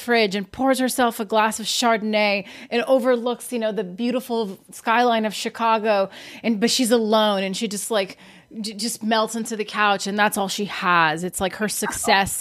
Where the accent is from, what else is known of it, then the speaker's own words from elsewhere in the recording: Brazil; now in United States; I'm from Brazil, and when I came to America